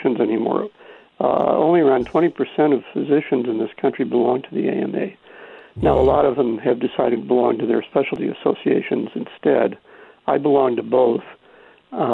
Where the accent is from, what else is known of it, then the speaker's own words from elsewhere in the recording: the Ozarks of Missouri, United States; moved away as an adult; now in New York, United States; I grew up in the Ozarks of Missouri, rural suburban lifestyle